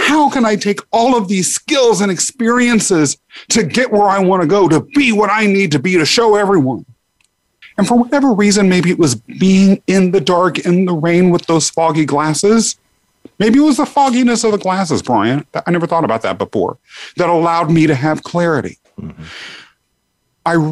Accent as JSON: {"language": "English", "region": "Kansas", "country": "United States", "tie": "born or raised there", "moved": "as an adult", "lives_now": "New York City, United States", "said": "I grew up in Kansas, got out to come here to New York City for law school"}